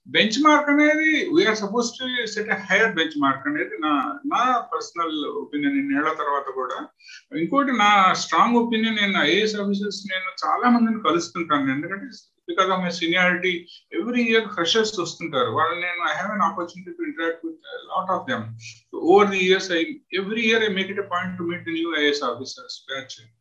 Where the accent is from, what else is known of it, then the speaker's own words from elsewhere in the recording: Khammam district, Telangana, India; moved away as an adult; now in West Bengal, India; మేము పుట్టి పెరిగింది ఖమ్మం జిల్లా